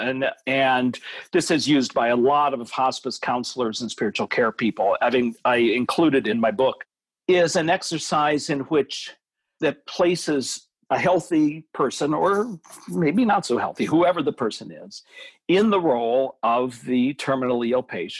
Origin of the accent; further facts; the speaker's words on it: United States; as American adults